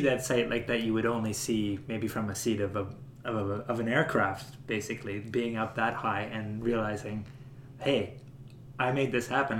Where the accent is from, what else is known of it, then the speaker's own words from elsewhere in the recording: Canada; we said Canada